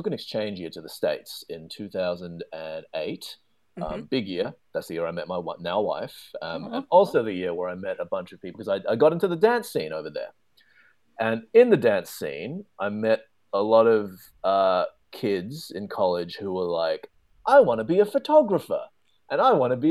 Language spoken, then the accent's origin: English; Melbourne, Victoria, Australia; moved away; I'm from Melbourne, which is further down south.